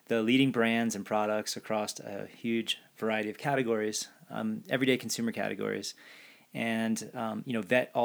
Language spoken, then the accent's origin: English; New Jersey, United States; now in Boulder, United States; I grew up in South Jersey